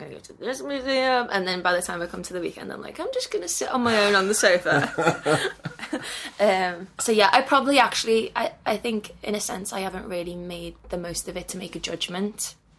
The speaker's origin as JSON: {"language": "English", "town": "Liverpool", "region": "North West England", "country": "United Kingdom", "tie": "born or raised there", "said": "I loved growing up in Liverpool."}